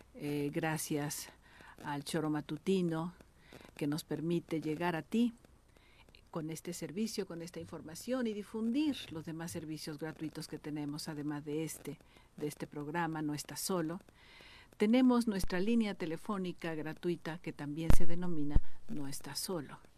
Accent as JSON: {"language": "Spanish", "country": "Mexico", "tie": "born or raised there", "said": "yo nací en México, pero tres de mis hermanos son colombianos, cuatro somos mexicanos"}